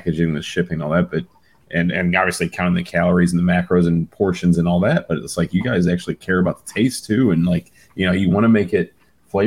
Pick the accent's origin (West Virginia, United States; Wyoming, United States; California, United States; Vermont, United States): West Virginia, United States; moved away as an adult; now in Florida, United States; I'm also from West Virginia